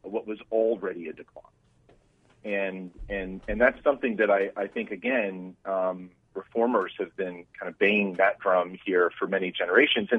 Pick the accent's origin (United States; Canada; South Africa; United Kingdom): United States; Arizona; born and raised in Arizona